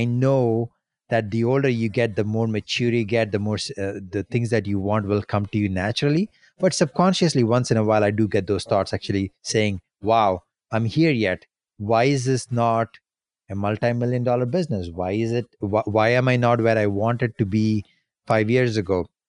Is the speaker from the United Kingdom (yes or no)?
no; India; moved away as an adult; now in Canada; when I was in my early 20s, when I moved to Canada from India